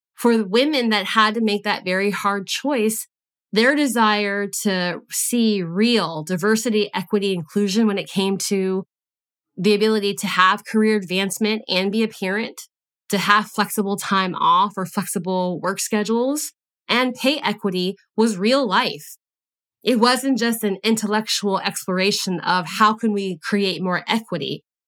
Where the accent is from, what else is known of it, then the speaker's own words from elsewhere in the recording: United States; I was born in the United States.